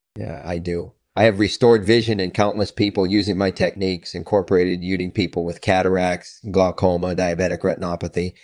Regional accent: Scotland, United Kingdom; I was born in Scotland in nineteen seventy-one

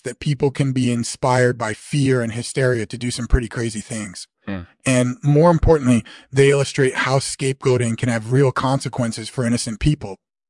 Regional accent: Tasmania, Australia; I grew up in Tasmania, which is on the eastern coast of Australia

